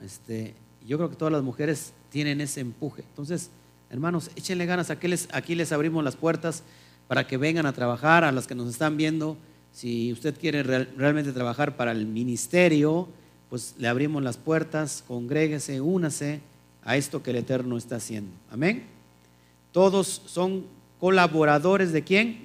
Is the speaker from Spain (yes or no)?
no; Mexico; la costumbre que tenemos nosotros como los mexicanos